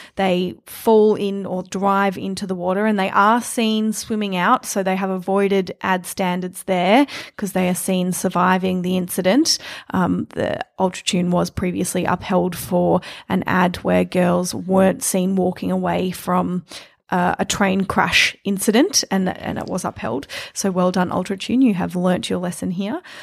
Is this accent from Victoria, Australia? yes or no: yes; Melbourne, Victoria, Australia; growing up in Melbourne